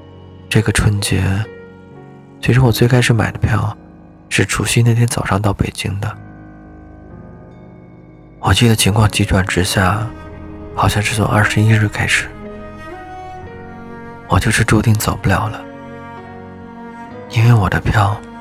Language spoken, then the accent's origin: Chinese; Liaoning, China; also born or lived in Beijing; now in Wuhan, China; 我在武汉的江夏区，武汉一直在下雨，最近几天有点冷。我是辽宁人，去年八月份之前一直在北京生活